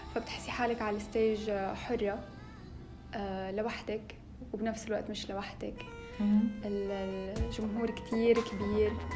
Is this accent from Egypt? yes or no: no; Syria; moved away as an adult; also born or lived in Homs / Damascus / Manchester; انا من سوريا من آه، نصي حمصي ونصي من الشام